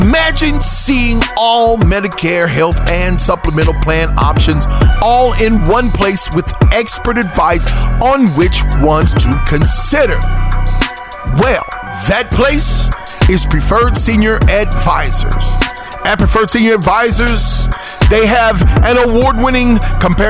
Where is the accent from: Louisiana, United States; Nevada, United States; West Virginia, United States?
West Virginia, United States; moved away as an adult; now in Dallas, United States; I'm originally from West Virginia, but I'm officially a Texan now.